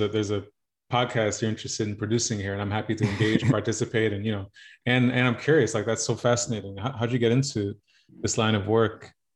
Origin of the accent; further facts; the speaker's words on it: New York, United States; now in Los Angeles, United States; Born and raised in New York, child of Haitian immigrants